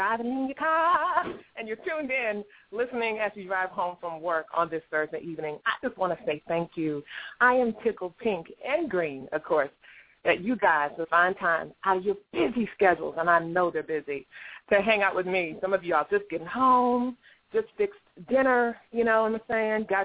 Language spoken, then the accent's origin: English; Herndon, Virginia, United States; I'm from Herndon